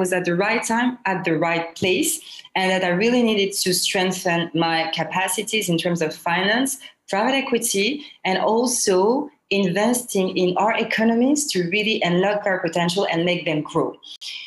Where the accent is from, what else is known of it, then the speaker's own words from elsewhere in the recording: Côte d’Ivoire; moved away as an adult; also born or lived in Paris / Lyon; I was born and raised in Ivory Coast, Côte d'Ivoire